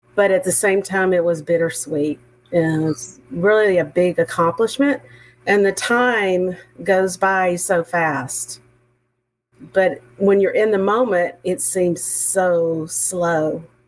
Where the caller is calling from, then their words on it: Montgomery, Texas, United States; I'm calling in from Montgomery, Texas. I'm sure you can hear the accent.